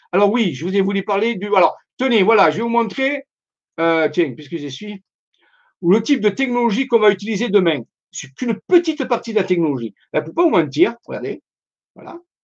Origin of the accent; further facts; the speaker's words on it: Marseille, Provence-Alpes-Côte d'Azur, France; accent: Marseille; je suis de Marseille